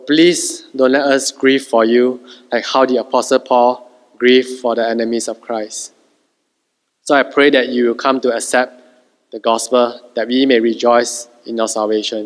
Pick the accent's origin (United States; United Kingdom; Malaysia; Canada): Malaysia; Being a Malaysian is our secondary identity